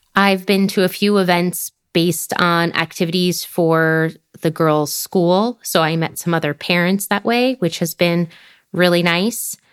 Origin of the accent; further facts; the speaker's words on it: United States; moved away as an adult; being from the U S